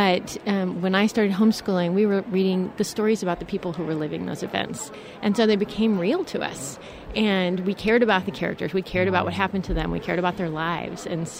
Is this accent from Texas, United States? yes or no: yes; Cedar Park, Texas, United States; We are from Cedar Park.